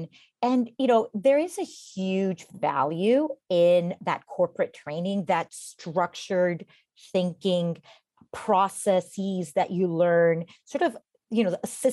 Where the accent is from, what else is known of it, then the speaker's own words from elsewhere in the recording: Costa Rica; moved away as an adult; now in United States; I'm originally from Costa Rica